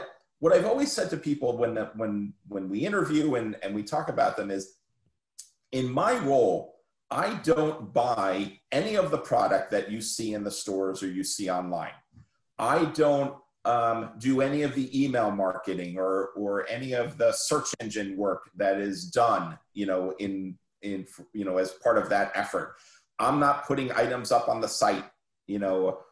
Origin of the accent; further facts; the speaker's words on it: New Jersey, United States; I grew up in New Jersey